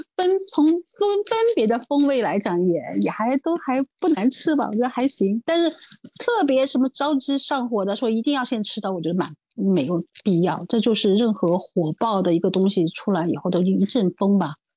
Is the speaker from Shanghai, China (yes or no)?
yes; Shanghai, China; 作为上海人，我从小就吃排骨年糕